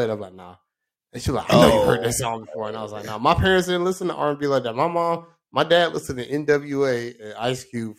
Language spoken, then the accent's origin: English; Florida, United States; I'm from Florida